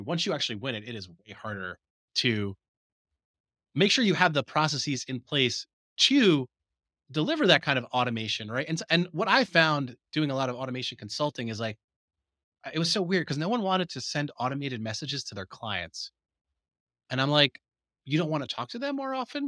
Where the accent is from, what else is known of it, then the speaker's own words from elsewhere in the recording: New Jersey, United States; I could see the Twin Towers from my bedroom window